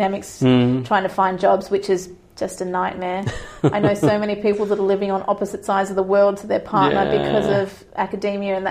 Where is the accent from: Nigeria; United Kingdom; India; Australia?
Australia; Perth, Western Australia; moved away as an adult; also born or lived in Sydney; now in New Zealand; I actually moved back to Perth as well, because I couldn't stand the idea of having a baby away from my family.